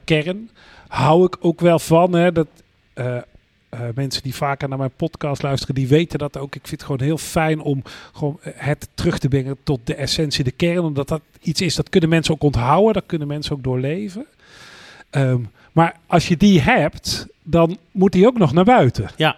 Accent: North Brabant, Netherlands; als geboren Brabander

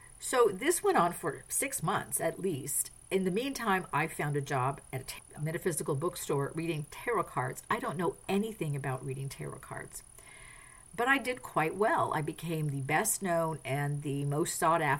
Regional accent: France; moved away; I grew up in France. I speak French

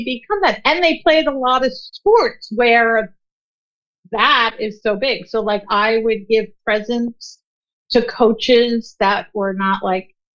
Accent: Long Island, New York, United States; I grew up on Long Island in the 80s

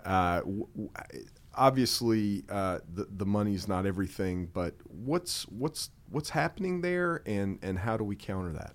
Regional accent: North Carolina, United States; my home state

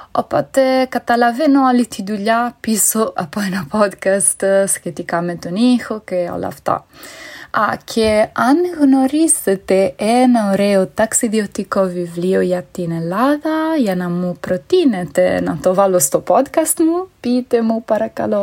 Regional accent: Italy; Greek is a second language; moved away as an adult; now in Lisbon, Portugal; εγώ είμαι Ιταλίδα, αλλά μένω στην Πορτογαλία τα τελευταία 12 χρόνια, τόσο καιρό, στην Λισαβόνα

